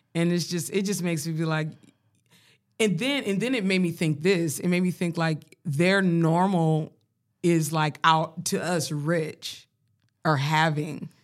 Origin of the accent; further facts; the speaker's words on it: Colorado, United States; I grew up in Colorado, I grew up around black people